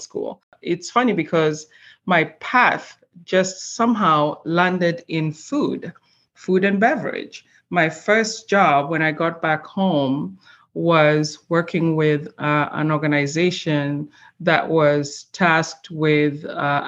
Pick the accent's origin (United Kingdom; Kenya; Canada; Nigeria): Kenya; also born or lived in Switzerland; now in Minnesota, United States; I'm originally from Kenya in East Africa. That's where I was born and raised